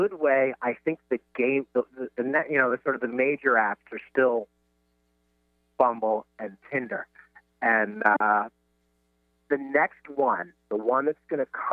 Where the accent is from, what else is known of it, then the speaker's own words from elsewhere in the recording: New York, United States; I'm from New York